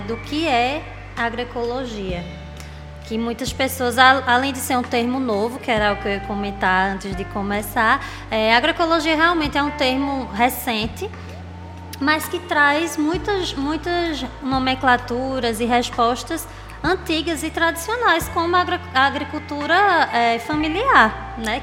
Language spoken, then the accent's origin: Portuguese; Agreste of Pernambuco, Brazil; now in Recife, Brazil; eu sou uma mulher agrestina, né? Nasci no Agreste de Pernambuco